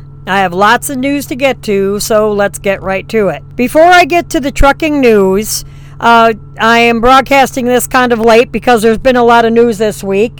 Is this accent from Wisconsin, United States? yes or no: yes; between Wausau and Stevens Point, central Wisconsin, United States; moved away; a tornado touched down in my hometown in central Wisconsin that went through my brother's farm, the homestead where I grew up